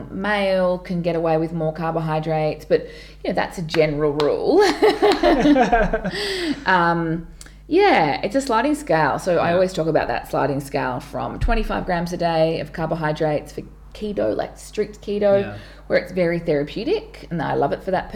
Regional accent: Townsville, Queensland, Australia; now in Melbourne, Australia; When I grew up in Townsville

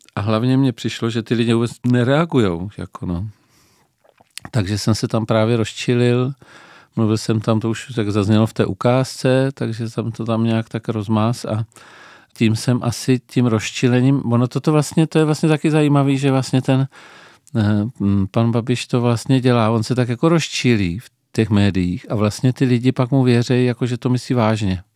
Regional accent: Pardubice, Pardubice Region, Czechia; now in Brno, Czechia; narodil jsem se v Pardubicích, eh, v početné rodině

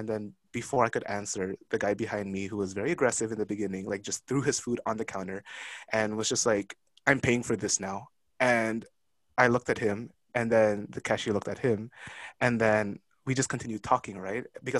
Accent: Philippines; Mind you, I am a Filipino, so I'm not even Chinese to begin with.

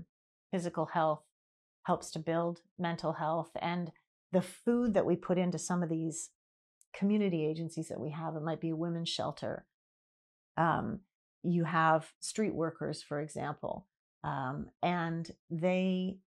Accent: Vancouver, British Columbia, Canada; I grew up in Vancouver till I was 21.

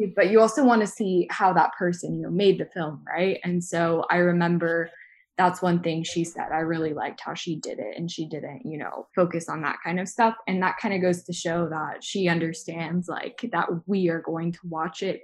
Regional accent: the South, United States; I grew up in the South in the United States

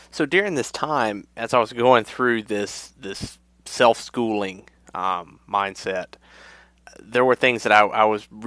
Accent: Mid-South, United States; I grew up in a very rural area in the Mid-South

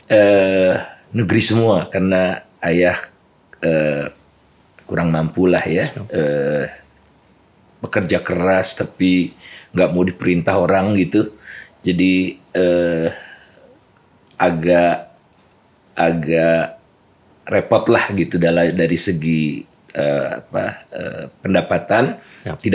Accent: Bandung, West Java, Indonesia; uh, keluarga uh, biasa. Siap. Kemudian uh, ayah bekerja di Jakarta untuk sementara, uh, kami di Bandung.

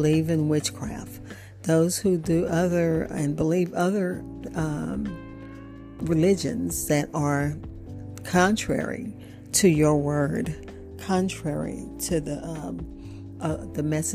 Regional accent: Opelousas, Louisiana, United States; we grew up in Opelousas

